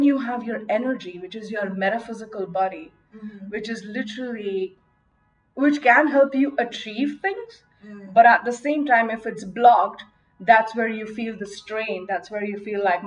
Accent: Mumbai, Maharashtra, India; I grew up in Mumbai, India

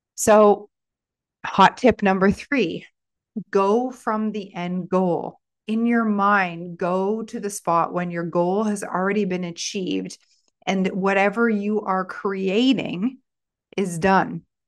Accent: Stratford, Ontario, Canada; in my hometown of Stratford

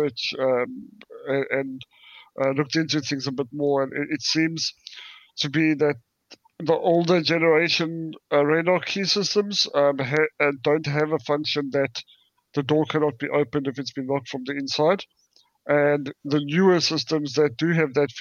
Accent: South Africa; now in United Kingdom; I come from South Africa

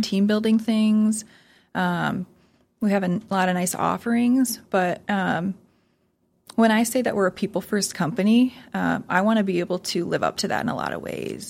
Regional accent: Sioux Falls, South Dakota, United States; I'm a hometown girl. So I grew up in Sioux Falls, and I love to say that it's my hometown

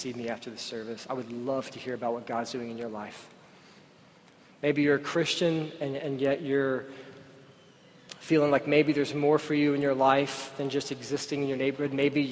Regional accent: United States; I was born and raised in Oak Forest.

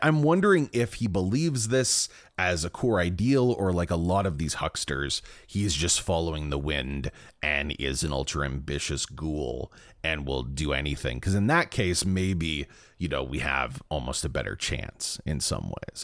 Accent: Brampton, Ontario, Canada; born or raised there

